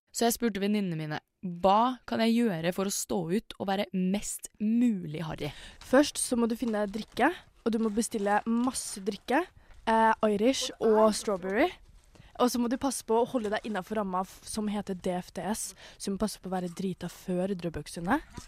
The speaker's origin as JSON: {"language": "Norwegian", "region": "Indre Østfold", "country": "Norway", "said": "jeg er fra Indre Østfold"}